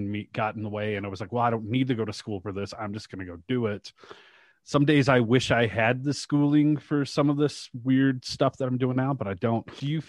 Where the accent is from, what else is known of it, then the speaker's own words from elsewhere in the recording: Shreveport, Louisiana, United States; I went to I grew up in Shreveport, Louisiana, not too terribly far from Dallas or Birmingham where you're at now.